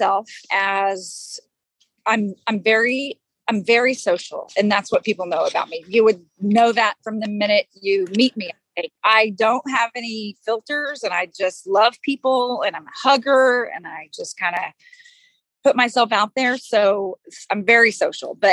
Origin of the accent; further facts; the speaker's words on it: Texas, United States; I grew up in Texas